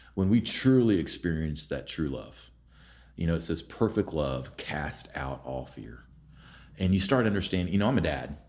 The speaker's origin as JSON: {"language": "English", "town": "Vinita", "region": "Oklahoma", "country": "United States", "tie": "born or raised there", "also_born_or_lived": "Houston, Texas / Norman, Oklahoma", "said": "I grew up in Veneta, which is a small town in northeast, or northeastern Oklahoma"}